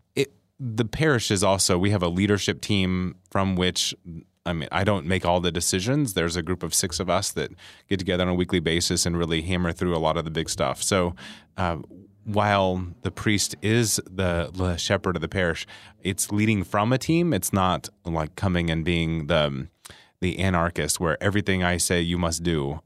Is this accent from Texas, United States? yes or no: yes; Fredericksburg, Texas, United States; also born or lived in Bryan College Station, Texas; I grew up in Fredericksburg and went to Catholic school there